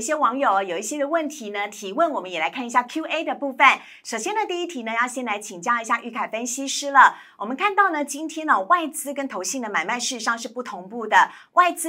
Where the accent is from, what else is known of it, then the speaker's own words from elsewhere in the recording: Tainan, Taiwan; 我台南人啦，